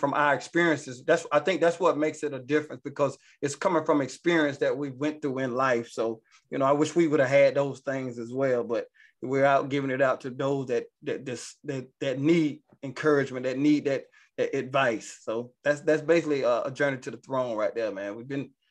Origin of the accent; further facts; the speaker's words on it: Georgia, United States; now in Atlanta, United States; I'm originally from Georgia